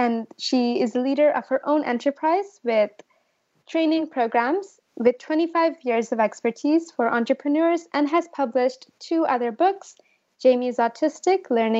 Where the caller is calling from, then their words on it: California, United States; I'm calling in from California.